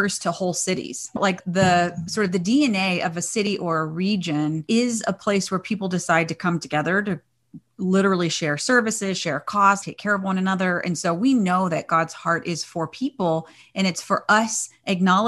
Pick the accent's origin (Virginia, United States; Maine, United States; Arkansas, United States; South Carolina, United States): Arkansas, United States; Fort Smith; now in California, United States; I was raised in Fort Smith. And I miss that part of the country. And I've been in California for over 30 years